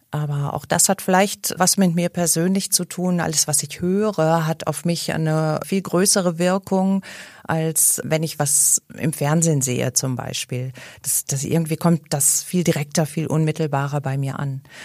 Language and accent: German; Cologne, North Rhine-Westphalia, Germany; als Kölner Bürgerin